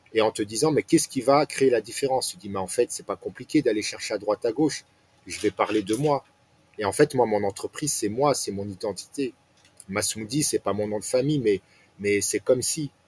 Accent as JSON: {"language": "French", "country": "France", "tie": "born or raised there", "said": "je suis né en France, j'ai grandi en France"}